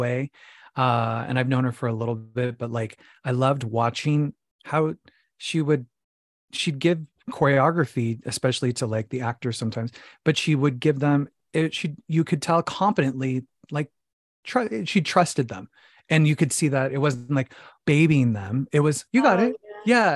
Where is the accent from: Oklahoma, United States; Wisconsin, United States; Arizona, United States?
Arizona, United States; Phoenix; now in New York City, United States; So I'm originally from Phoenix, Arizona, okay. uh, the Valley of the Sun, the desert.